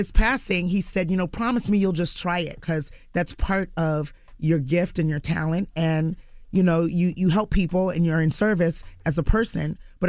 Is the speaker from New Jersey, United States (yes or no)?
yes; New Jersey, United States; So growing up in Jersey, mm-hmm. my parents used to bring me up to the city.